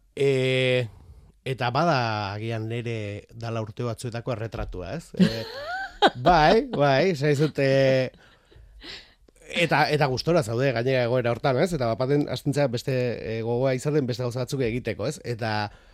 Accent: Beasain, Basque Country, Spain; behin Beasaindarra naiz

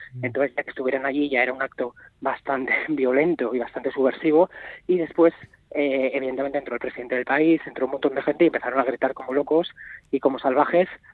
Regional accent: Navarre, Spain; also born or lived in Madrid; nacido en Madrid, pero yo soy de Navarra de toda la vida, soy de Navarroa, de hecho vivo desde que tenía tres o cuatro días de edad en Navarra

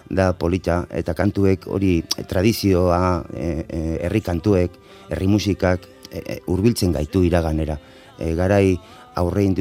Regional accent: Bilbao, Basque Country, Spain; Basque is a second language; ni bilbokoa naiz, bilbon jaioa naiz, Euskaldun berria, orduan ikasi nuen

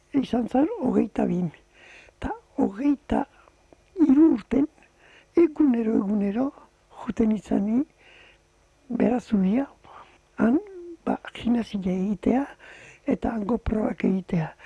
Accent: Tolosa, Basque Country, Spain; ni tolosan jaio nitzen

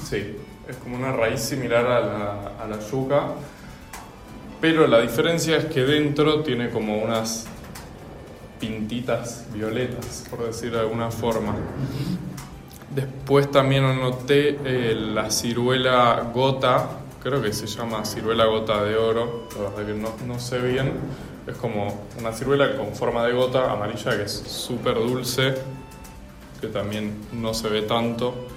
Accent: Buenos Aires, Argentina; moved away; soy de Buenos Aires, Argentina

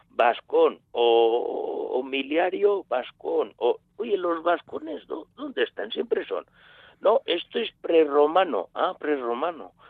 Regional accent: Basque Country, Spain; Mira, tú y yo ahora mismo somos dos vascos que estamos hablando en latín.

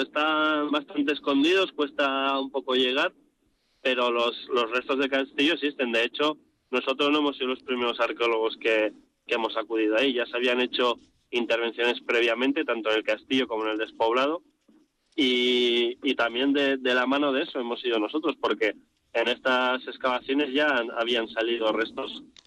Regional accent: Bilbao, Basque Country, Spain; also born or lived in Vitoria-Gasteiz; yo soy vizcaíno, yo soy de Bilbao

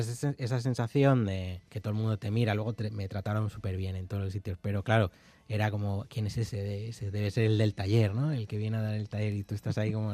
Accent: León, Castile and León, Spain; also born or lived in Carrizo de la Ribera; soy de León y mi pueblo es de Carriz de la Ribera, es el pueblo de mi madre y, y yo he veraneado allí

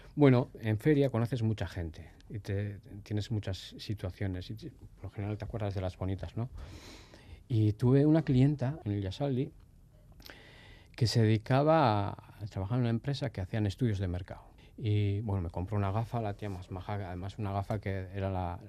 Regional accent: Durango, Basque Country, Spain; also born or lived in Barcelona; con un año y medio, dos años, creo que ya estábamos por Durangaldea.

